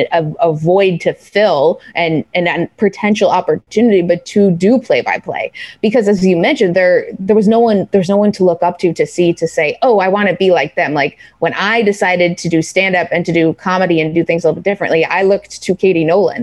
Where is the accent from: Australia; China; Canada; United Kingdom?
Canada; now in New York, United States; being a Canadian in New York City